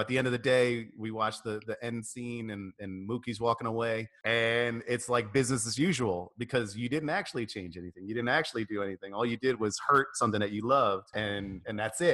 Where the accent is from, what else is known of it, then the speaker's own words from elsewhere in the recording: New York, United States; I grew up in New York.